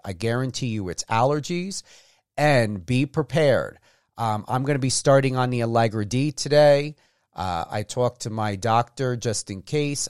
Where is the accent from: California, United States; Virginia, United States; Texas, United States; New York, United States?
New York, United States; East Coast, New York area, United States; moved away as an adult; now in Las Vegas, United States; I'm from the East Coast. We have pine trees